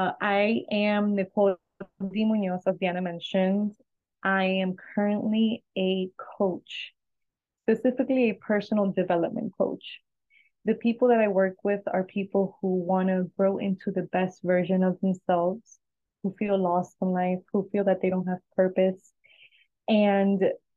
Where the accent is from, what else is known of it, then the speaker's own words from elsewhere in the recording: New York, United States; also born or lived in New Jersey / Ecuador; now in Florida, United States; I was born in New Jersey. I grew up in New York a few years, and then I moved to Florida. I also lived in Ecuador for a while when I got married.